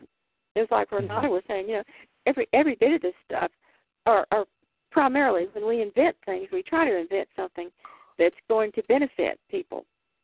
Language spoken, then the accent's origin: English; Texas, United States; now in Pacific Northwest, United States; I grew up in Texas, so when I discovered the Northwest, or I decided to land here